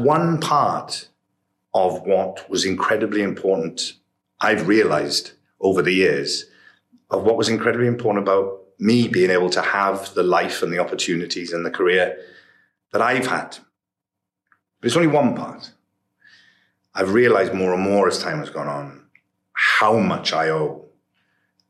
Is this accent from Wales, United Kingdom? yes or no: yes; Port Talbot, Wales, United Kingdom; growing up in Port Talbot